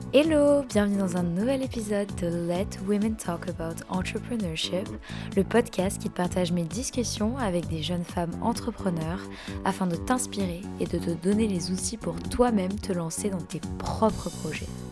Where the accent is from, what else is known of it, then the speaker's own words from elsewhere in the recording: France; je suis française.